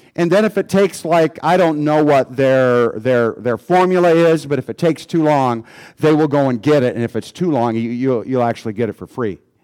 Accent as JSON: {"language": "English", "country": "United States", "said": "as an American"}